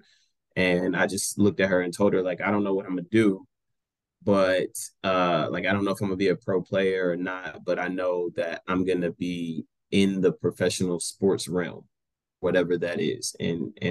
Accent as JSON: {"language": "English", "town": "Greenville", "region": "Texas", "country": "United States", "tie": "born or raised there", "also_born_or_lived": "Garland, Texas / McKinney, Texas", "said": "I'm born and raised in Greenville, Texas. Grew up in Garland and graduated from McKinney."}